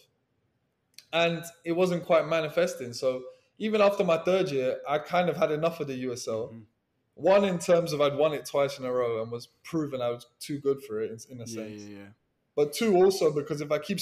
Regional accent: England, United Kingdom; moved away as an adult; now in Miami, United States; as an Englishman

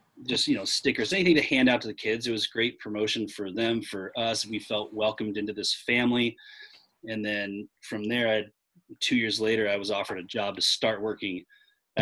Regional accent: Fallbrook, California, United States; now in Orange County, United States; I grew up in Fallbrook.

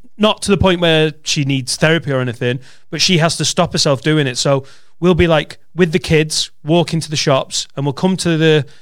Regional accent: Penwortham, North West England, United Kingdom; I'm from Penwitham in Preston

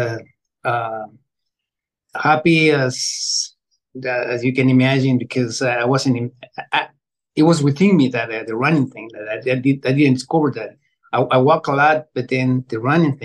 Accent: Quito, Pichincha, Ecuador; moved away; I was born in Quito, Ecuador, in the barrio La Tola 65 years ago.

